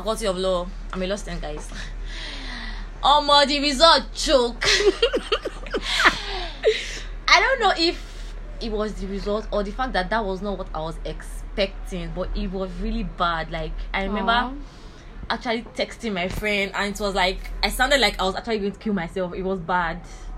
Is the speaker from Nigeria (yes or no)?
yes; Nigeria; a Nigerian.